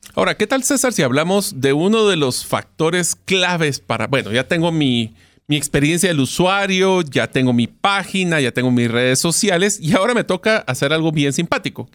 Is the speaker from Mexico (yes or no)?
no; Guatemala; en Guatemala, o sea, mi país de origen